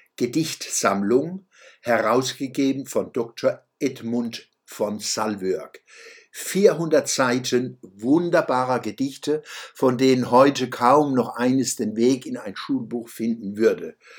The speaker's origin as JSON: {"language": "German", "town": "Mannheim", "region": "Baden-Württemberg", "country": "Germany", "tie": "born or raised there", "said": "Als Zwölfjähriger trug ich zum Beispiel des Sängers Fluch von Ludwig Uhland in der Waldschule Mannheim-Gartenstadt vor"}